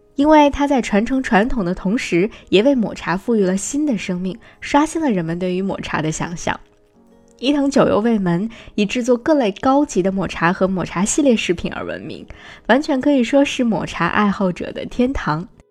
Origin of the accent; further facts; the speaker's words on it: China; 我们中国人